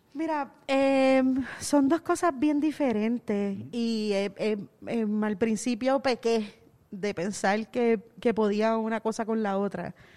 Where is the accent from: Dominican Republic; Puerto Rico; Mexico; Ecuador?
Puerto Rico; Caguas; moved away as an adult; now in San Juan, Puerto Rico; Yo me crié en Cagua. Yo nací en San Juan, pero me crié en Cagua